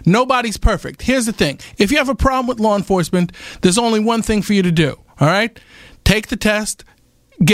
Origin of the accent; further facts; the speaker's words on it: Queens, New York, United States; Growing up in Jamaica, Queens, I overcame those obstacles.